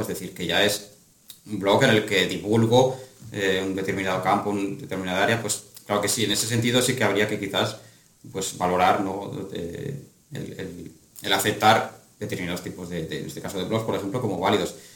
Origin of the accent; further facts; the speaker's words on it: Astorga, Castile and León, Spain; mi ciudad de origen, que es Astorga